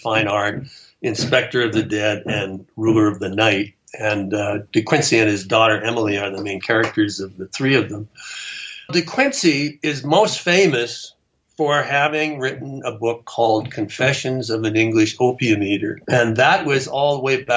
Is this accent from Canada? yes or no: yes; Canada; now in New Mexico, United States; I'm from Canada